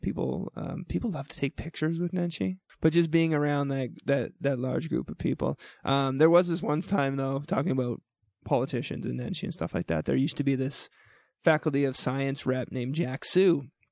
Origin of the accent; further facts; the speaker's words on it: New Brunswick, Canada; now in Calgary, Canada; I grew up in New Brunswick